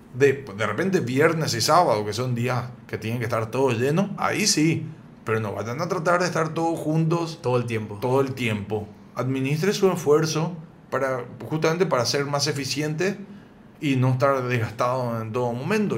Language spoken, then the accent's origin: Spanish; Paraguay; also born or lived in San Isidro, Buenos Aires, Argentina; yo soy argentino, pero vivo acá en Paraguay desde que tengo cuatro años